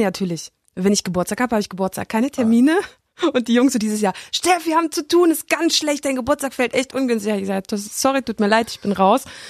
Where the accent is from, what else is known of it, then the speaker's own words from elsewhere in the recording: East Germany, Germany; ich sehe mich genauso als Ossi